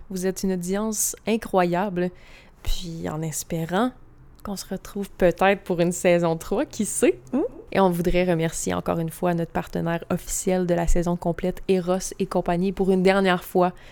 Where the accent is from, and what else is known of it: Quebec, Canada